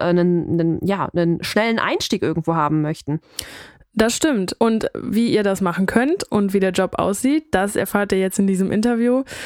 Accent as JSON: {"language": "German", "region": "North Rhine-Westphalia", "country": "Germany", "said": "Wir kommen aus NRW"}